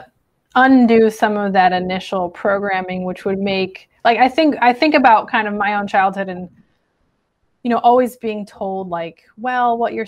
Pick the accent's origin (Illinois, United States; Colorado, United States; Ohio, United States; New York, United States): Illinois, United States; Chicago; I grew up in Chicago